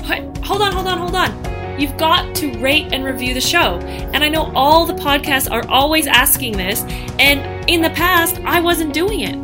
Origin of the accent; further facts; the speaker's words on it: Canada; now in Australia; I'm Canadian